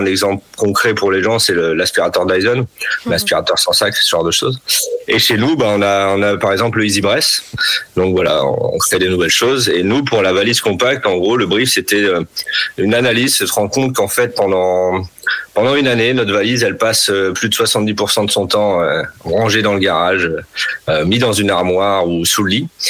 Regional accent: Nord, Hauts-de-France, France; Je suis natif du Nord

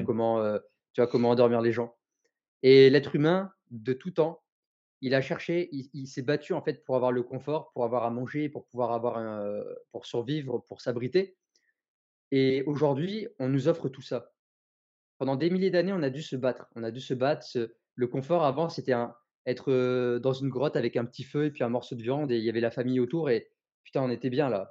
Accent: Tours, Centre-Val de Loire, France; moved away as an adult; also born or lived in Marseille; now in Nîmes, France; je suis euh, originaire de Tours

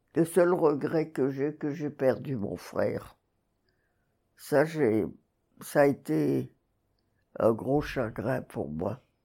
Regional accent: Bas-Rhin, Alsace, Grand Est, France; moved away; also born or lived in Montpellier; Je suis née à Yvider, qui est dans le Bas-Rhin. C'est entre Strasbourg et Sarreguemines

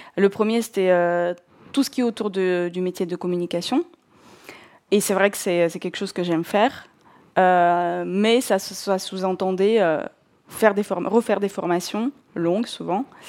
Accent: North Caucasus, Russia; first language Russian; French is a second language; moved away as an adult; Je suis née en Russie euh, et j'ai grandi en Russie jusqu'à mes 21 ans. Euh, je viens du sud de la Russie, euh, de, la région du Caucase du Nord.

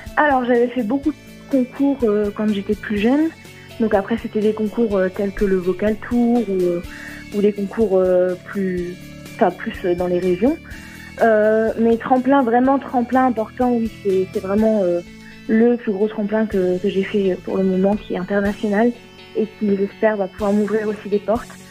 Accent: Vichy, Auvergne-Rhône-Alpes, France; J'ai 20 ans, je viens de Vichy, en Allier, dans l'Auvergne

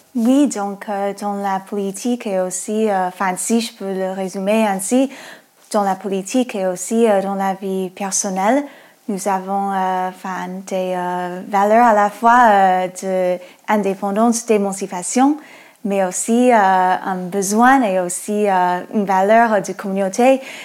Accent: United States; French is a second language; moved away; moi je suis américaine. Euh, on entend peut-être avec mon accent

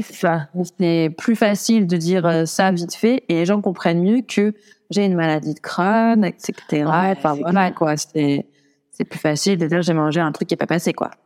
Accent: Brive-la-Gaillarde, Nouvelle-Aquitaine, France; chez moi, à Brive-la-Gaillarde, d'où je viens

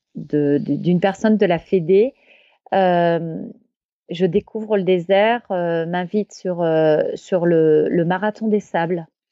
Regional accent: Champagne-Ardenne, near Reims, Grand Est, France; also born or lived in Grenoble; je suis née à Grenoble, moi, mais très vite, nous sommes revenus en Champagne-Ardenne, où j'ai fait toute mon enfance, près de Reims

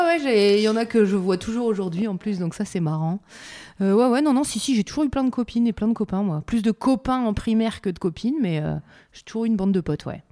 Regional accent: Calais, Hauts-de-France, France; je viens aussi de Calais, ville où il y a beaucoup de migrants

